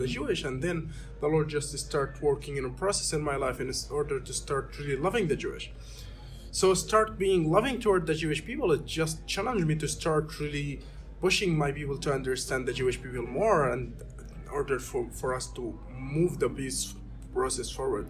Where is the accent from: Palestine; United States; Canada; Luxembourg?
Palestine; Gaza, Gaza Strip; I'm actually a Palestinian Christian who was born and raised in Gaza Strip